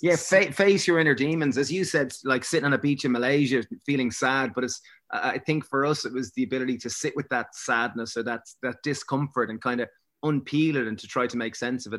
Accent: Greystones, County Wicklow, Ireland; growing up in Greystones and going to, you know, we went to a, a kind of Prez in Bray

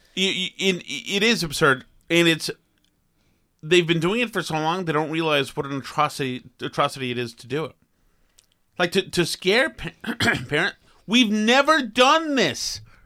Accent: Boston, Massachusetts, United States; the couple who I grew up with in Boston

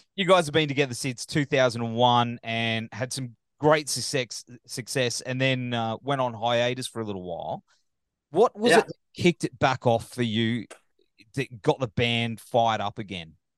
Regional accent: Gold Coast, Queensland, Australia; the Gold Coast, my hometown, where I'm

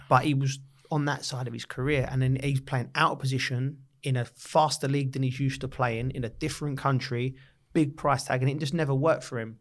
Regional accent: London, United Kingdom; also born or lived in Lisson Green, London; I'm from Camden Town, but went to school just off the Edgware Road

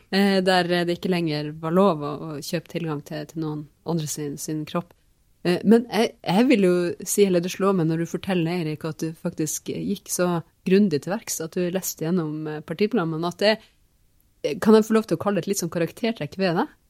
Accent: Finnmark, Norway; jeg vokste opp i, i Finnmark

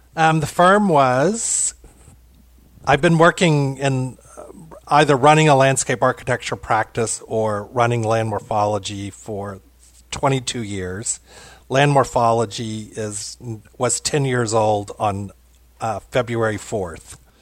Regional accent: Louisville, Kentucky, United States; also born or lived in Seattle, Washington; I come from German heritage in Louisville, Kentucky, which is where I am now

